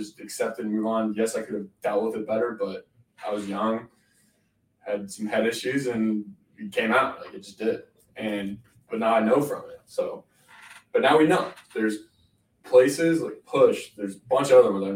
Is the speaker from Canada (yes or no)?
yes; Canada; I grew up in Canada